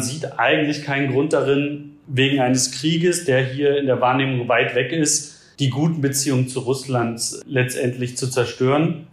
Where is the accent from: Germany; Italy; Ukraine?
Germany; now in India